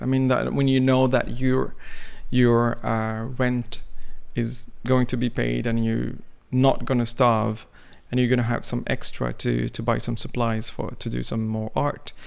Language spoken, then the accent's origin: English; Mecca, Makkah Province, Saudi Arabia; English is a second language; also born or lived in Sudan; now in Norway; I grew up in Mecca